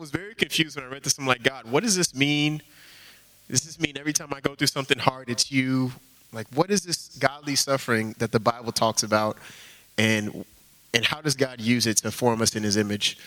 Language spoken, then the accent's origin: English; Houston, Texas, United States; moved away as an adult; now in Boston, United States; I grew up in Houston